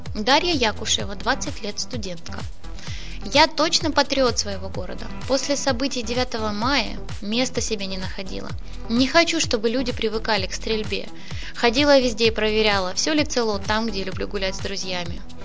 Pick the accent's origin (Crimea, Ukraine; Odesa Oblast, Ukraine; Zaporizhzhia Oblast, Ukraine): Zaporizhzhia Oblast, Ukraine; Zaporizhzhia; moved away as an adult; now in Mariupol, Ukraine; Я не отсюда родом, я из Запорожья. В Мариуполе живу уже 48 лет